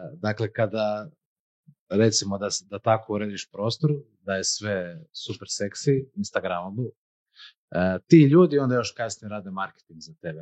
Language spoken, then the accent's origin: Croatian; Croatia; mi kao Hrvati